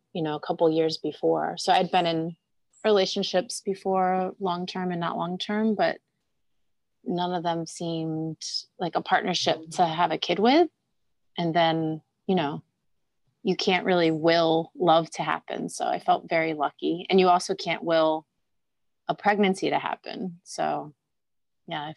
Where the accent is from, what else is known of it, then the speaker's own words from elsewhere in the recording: Delaware, United States; I grew up in Delaware